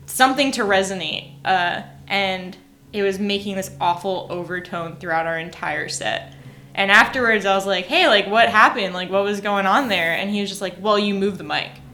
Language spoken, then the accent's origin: English; New York, United States; moved away as an adult; also born or lived in Boston; now in Nashville, United States; I grew up in New York. I lived in Boston